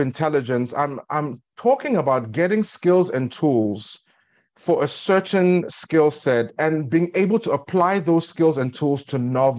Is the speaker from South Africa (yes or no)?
yes; South Africa; also born or lived in Nigeria / Eswatini; now in United States; I grew up in South Africa, where I spent most of my formative years, but I was born in Ado Ekiti, Nigeria.